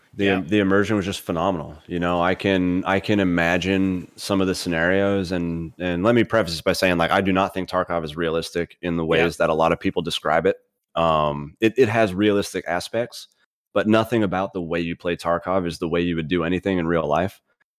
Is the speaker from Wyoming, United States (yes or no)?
no; Pennsylvania, United States; commercialized in the little poor area that I grew up in Pennsylvania.